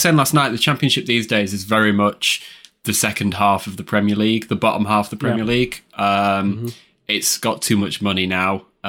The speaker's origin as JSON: {"language": "English", "town": "Sheffield", "region": "Yorkshire and the Humber", "country": "United Kingdom", "lives_now": "Barnsley, United Kingdom", "said": "I'm from Sheffield. I live in Barnsley now. Bit of a traitor."}